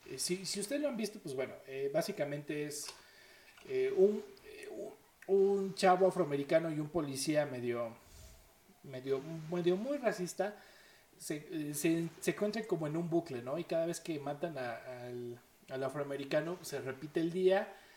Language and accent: Spanish; Mexico; como buenos mexicanos